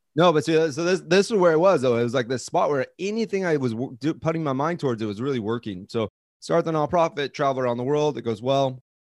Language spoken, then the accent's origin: English; Coeur d'Alene, Idaho, United States; moved away as an adult; also born or lived in Southern California / Seattle, Washington; now in Hawaii, United States; I grew up in Coeur d'Alene, Idaho.